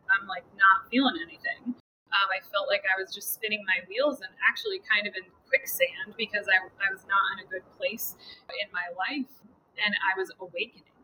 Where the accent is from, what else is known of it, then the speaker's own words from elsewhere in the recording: Connecticut, United States; moved away as an adult; now in Massachusetts, United States; I grew up in Connecticut as well